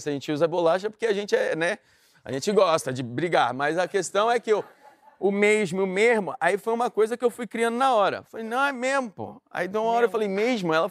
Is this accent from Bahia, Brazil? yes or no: no; Rio de Janeiro, Brazil; Sou do Rio, pô, da onde?